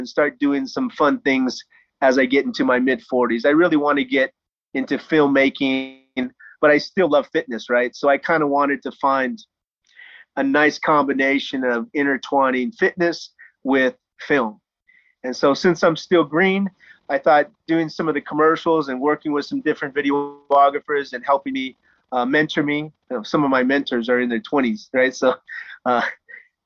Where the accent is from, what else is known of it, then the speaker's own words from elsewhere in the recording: United States; moved away as an adult; also born or lived in China; Being an American